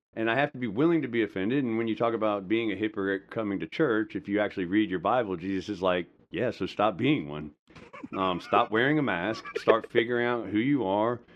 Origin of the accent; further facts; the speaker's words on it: Madison County, Georgia, United States; also born or lived in Hollywood, Florida / Slidell, Louisiana; we moved here when I was in seventh grade. So from seventh grade to, you know, graduating, I was here in Madison County, which is a rural place in the state of Georgia, and that's where I say I actually grew up